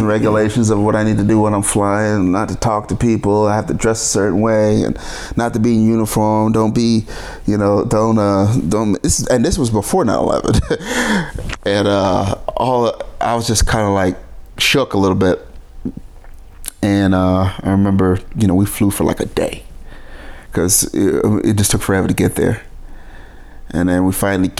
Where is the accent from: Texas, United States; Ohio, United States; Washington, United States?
Washington, United States; moved away; I'm from Washington